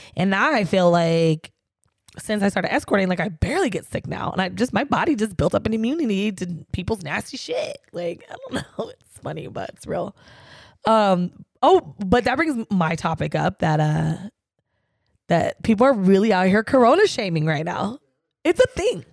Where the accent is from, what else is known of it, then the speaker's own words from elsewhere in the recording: San Diego, California, United States; my hometown, San Diego